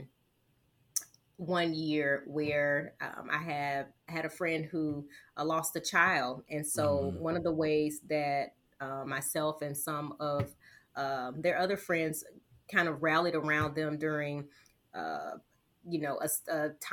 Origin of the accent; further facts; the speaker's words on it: the South, United States; I'm from the South.